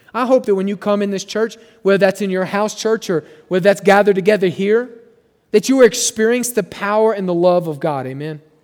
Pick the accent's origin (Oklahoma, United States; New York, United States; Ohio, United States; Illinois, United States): Oklahoma, United States; moved away; where I grew up in Oklahoma